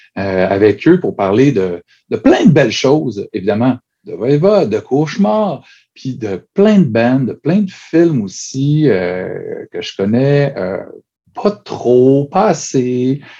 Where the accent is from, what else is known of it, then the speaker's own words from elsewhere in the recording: Chicoutimi, Quebec, Canada; Moi, je viens de Chicoutimi